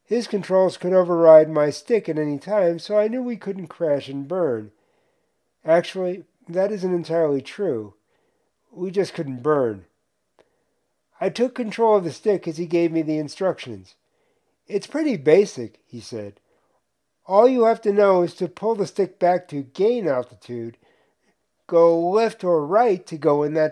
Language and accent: English; New York, United States; moved away as an adult; also born or lived in Tucson, Arizona; Growing up in New York